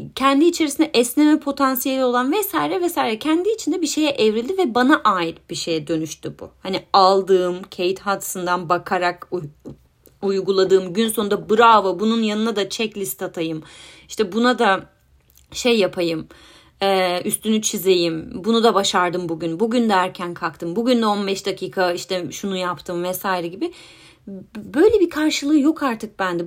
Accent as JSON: {"language": "Turkish", "country": "Turkey", "moved": "yes"}